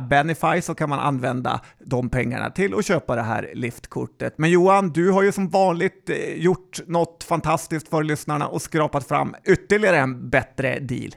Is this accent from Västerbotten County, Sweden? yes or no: yes; Västerbotten County, Sweden; som västerbottning